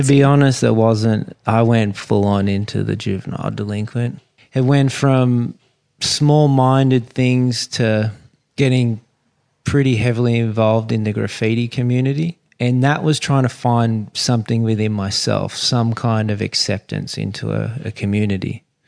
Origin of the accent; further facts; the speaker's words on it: Sydney, New South Wales, Australia; growing up on Sydney Harbour